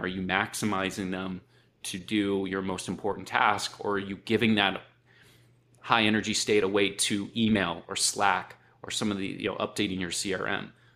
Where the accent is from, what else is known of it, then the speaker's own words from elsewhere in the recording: Akron, Ohio, United States; I grew up in Akron